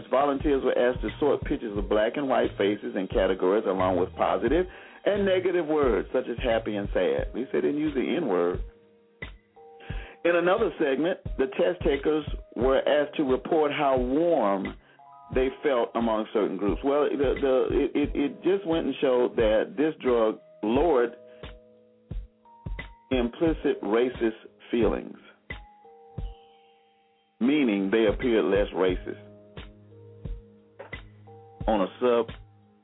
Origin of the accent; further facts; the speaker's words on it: Selma, Alabama, United States; Growing up in Selma, Alabama, which is my hometown